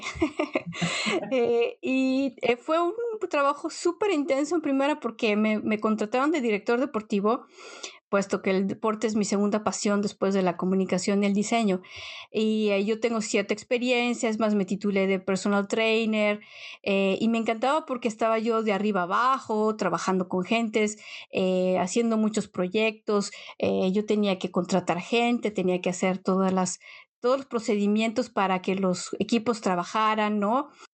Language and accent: Spanish; Mexico; moved away as an adult; now in Netherlands; cuando vienes de México, llegas acá y de pronto es casi como abrir y cerrar los ojos, llevas más tiempo en un país extranjero que en el país donde naciste